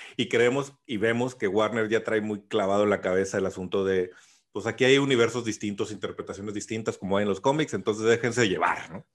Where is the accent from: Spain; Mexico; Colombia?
Mexico; soy mexicano, crecí con Speedy González